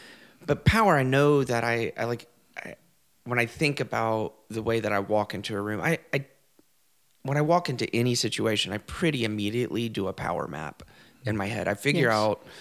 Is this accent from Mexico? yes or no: no; the South, United States; I grew up queer in the South